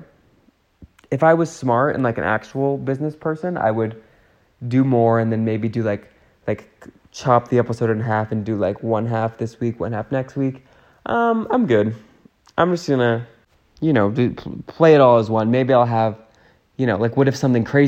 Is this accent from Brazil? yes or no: no; Canada; as a Canadian